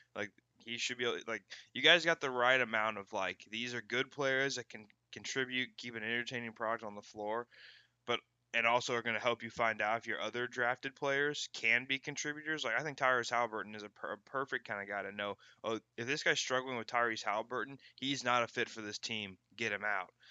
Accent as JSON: {"language": "English", "region": "Indiana", "country": "United States", "tie": "born or raised there", "said": "growing up in Indiana"}